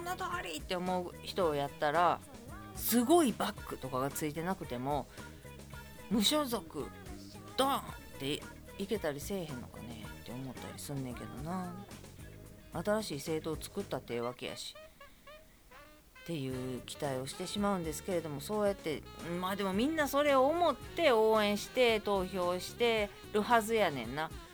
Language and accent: Japanese; Kobe, Hyogo, Japan; 私灘区なんで隣です